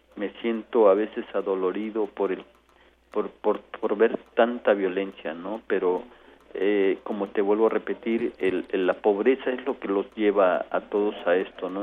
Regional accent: Mexico; mi país

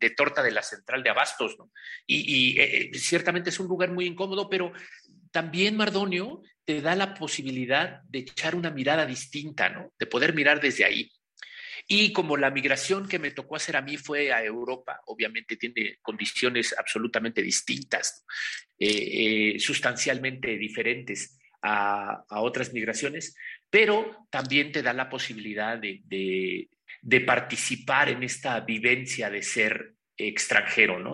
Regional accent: Pahuatlán, Puebla, Mexico; moved away; also born or lived in Mexico City / Barcelona; vengo de la Sierra Norte del Estado de Puebla, de Pahuatlán, Puebla, el lugar donde está enterrado mi ombligo

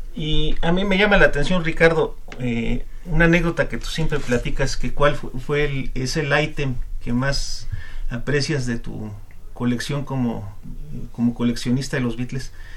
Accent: Mexico; nosotros como mexicanos

